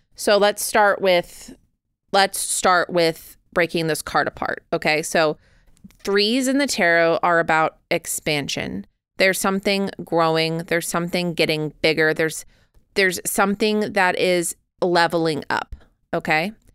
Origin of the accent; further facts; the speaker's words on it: United States; I, however, am an American